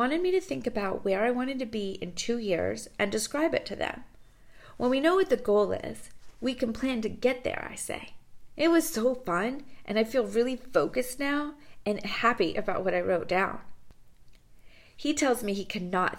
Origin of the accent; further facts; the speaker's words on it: Jupiter, Florida, United States; now in Mexico; the A1A bridge in Jupiter, and I'm happy to remember my hometown's beauty.